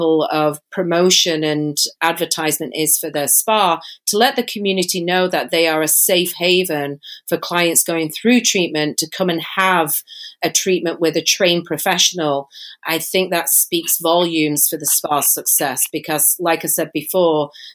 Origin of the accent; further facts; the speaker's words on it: Manchester, North West England, United Kingdom; moved away as an adult; now in San Diego, United States; I'm not from America, and I don't live in Mexico, but I was born in Manchester, England.